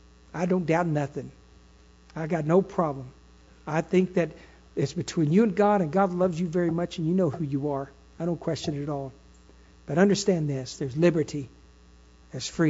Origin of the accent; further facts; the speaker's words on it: Texas, United States; I'm a Texan. I belong in Texas ground and Texas earth